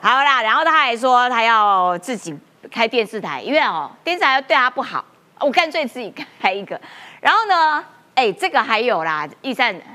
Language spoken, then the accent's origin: Chinese; Taiwan; 我们台湾人